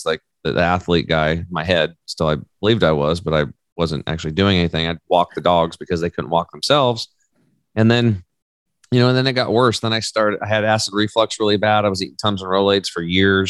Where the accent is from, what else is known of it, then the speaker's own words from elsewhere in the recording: La Grande, Oregon, United States; I grew up over in Eastern Oregon on a cattle and hay farm